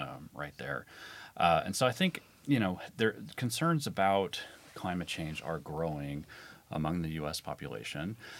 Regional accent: Midwestern U.S., United States; I'm from the Midwestern U.S.

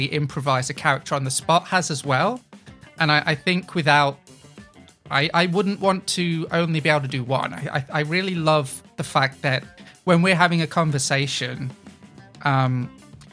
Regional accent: England, United Kingdom; I grew up in England

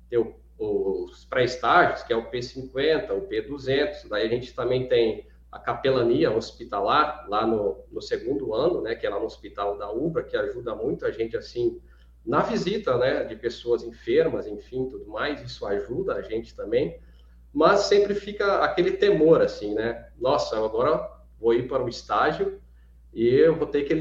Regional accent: Alta Floresta do Oeste, Rondônia, Brazil; eu sou natural da cidade de Alta Floresta do Oeste, do estado de Rondônia, talvez uma cidade mais conhecida, né, uma referência, é, fica a 100 quilômetros da cidade de Cacoal, lá em Rondônia.

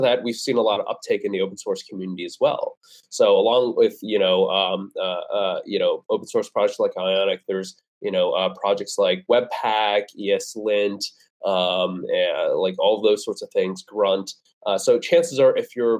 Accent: Vernon Hills, Illinois, United States; moved away as an adult; also born or lived in Aurora, Illinois; I grew up in the Chicago suburb.

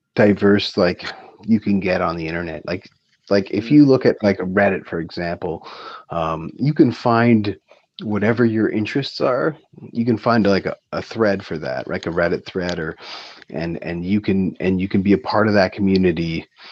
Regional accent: Waterloo, Ontario, Canada; growing up in Waterloo as teenagers

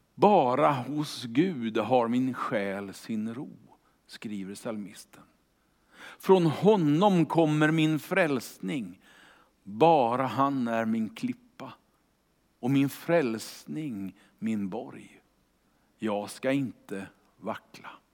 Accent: Kungälv, Västra Götaland, Sweden; Jag är ju uppvuxen i Kungälv utanför Göteborg

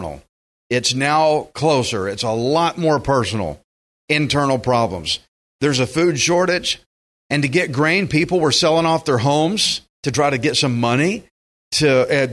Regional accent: Texas, United States; I'm a Texan.

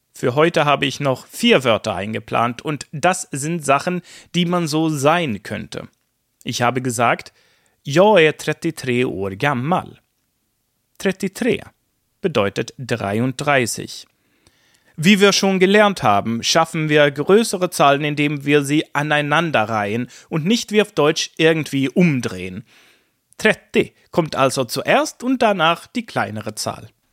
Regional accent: Sweden

